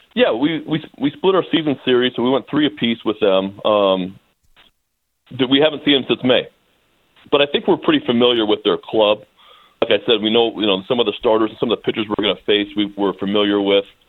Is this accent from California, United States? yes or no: yes; Bay Area, California, United States; I grew up in the Bay Area